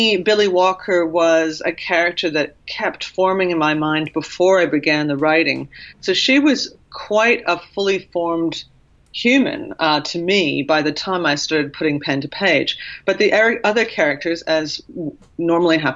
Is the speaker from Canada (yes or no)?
yes; Canada; when I was growing up in Canada, I would hear stories from my Oma and Opa